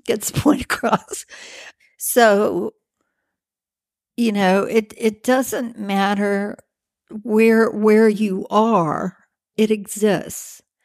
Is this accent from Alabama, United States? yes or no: yes; Birmingham, Alabama, United States; moved away; I'm from from Birmingham, Alabama